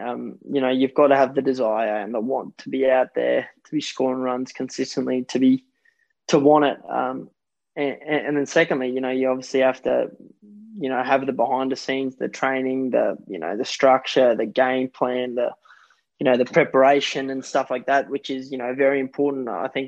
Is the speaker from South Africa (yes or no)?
yes; South Africa; born there; It was only about 40 minutes from where I was born in South Africa, in the town that I, you know, I used to come there as a kid, as a, you know, 5-6 year old.